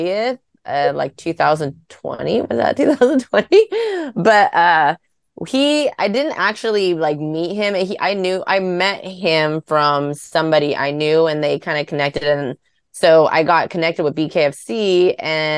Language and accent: English; Clovis, California, United States; I am Clovis. I'm a Clovis girl. Born, raised Clovis girl.